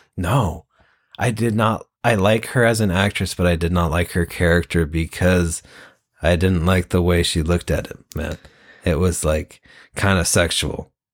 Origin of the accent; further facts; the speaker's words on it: Washington, United States; we're like a few hours away from Forks